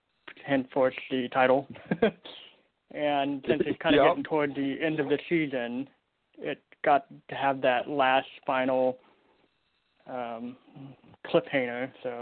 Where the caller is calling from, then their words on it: Portland, Oregon, United States; I'm calling from Portland, Oregon.